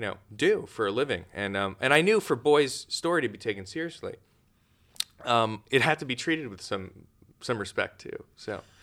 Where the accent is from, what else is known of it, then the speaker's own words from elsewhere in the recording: New York City, New York, United States; I grew up there, but I grew up on Staten Island